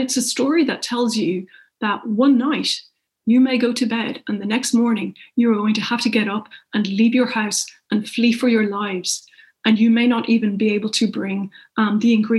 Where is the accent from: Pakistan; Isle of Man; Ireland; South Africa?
Ireland; now in United Kingdom; as an Irish person in the UK